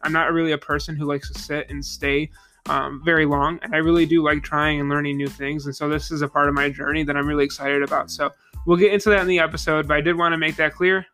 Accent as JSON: {"language": "English", "town": "Niagara Falls", "region": "New York", "country": "United States", "said": "I am from Niagara Falls, New York, uh, the Western New York region"}